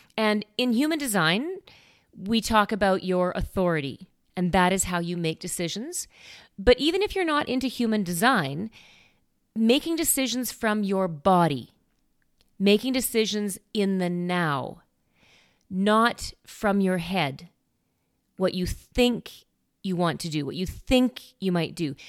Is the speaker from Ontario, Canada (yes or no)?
no; Saskatoon, Saskatchewan, Canada; moved away; Saskatoon, which makes sense because that's where I came from. That's my hometown.